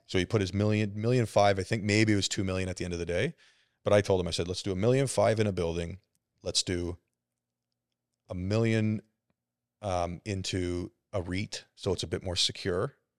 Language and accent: English; Burlington, Ontario, Canada; I'm still Canadian. I grew up, I'm born and raised in Burlington